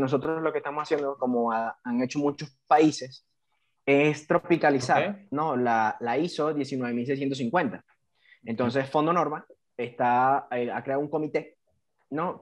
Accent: Puerto Ordaz, Bolívar, Venezuela; moved away; soy oriundo de Puerto Ordaz, Estado Bolívar, Venezuela

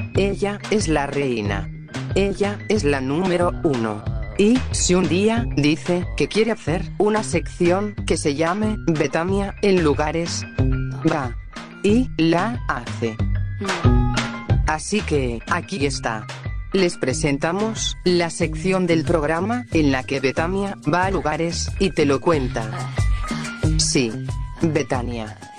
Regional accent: Tucumán, Argentina; Yo, como tucumana

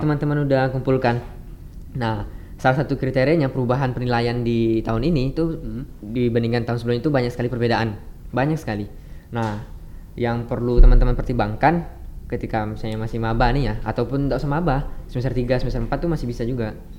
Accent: Singkawang, West Kalimantan, Indonesia; moved away as an adult; now in Pontianak, Indonesia; aku dari Singkawang

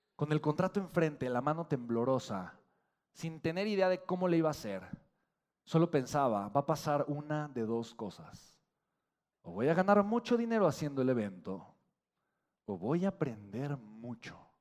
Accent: Mexico; Los mexicanos tenemos potencial, tenemos hambre de crecer

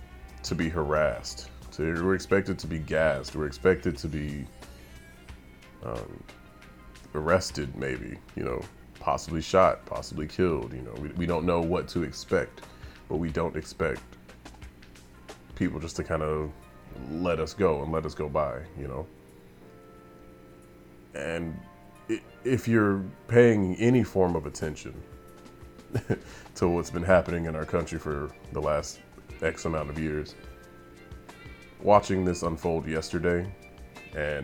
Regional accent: United States; that is our right as American citizens. That is our right as American people

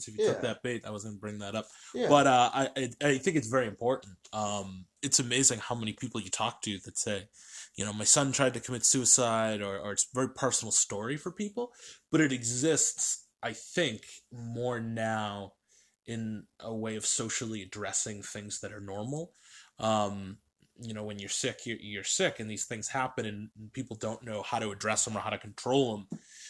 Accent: New Hampshire, United States; I'm a kid from New Hampshire.

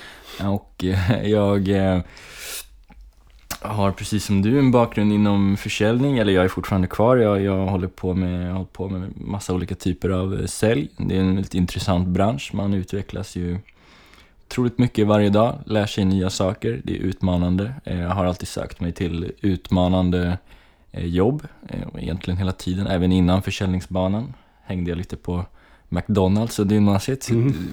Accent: Kalmar, Kalmar County, Sweden; also born or lived in Gotland; now in Gothenburg, Sweden; Eh, och eh, ja, jag är uppväxt i Kalmar. Jag flyttade till, eh, med min familj till Kalmar när jag var tio år. Eh, vi kom från eh, Gotland.

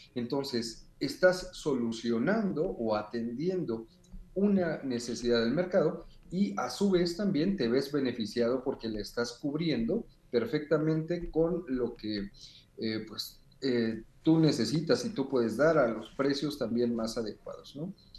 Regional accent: Mexico; aquí en nuestro país

